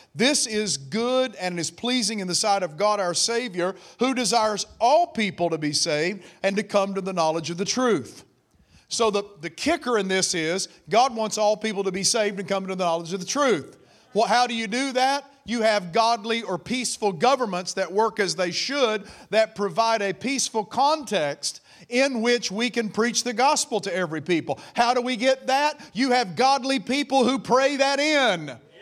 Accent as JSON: {"language": "English", "country": "United States", "said": "I am an American"}